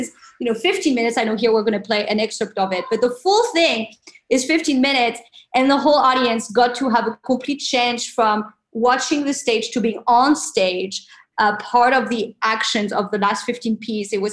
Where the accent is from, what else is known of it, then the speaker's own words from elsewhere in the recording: France; now in New York City, United States; I'm originally from France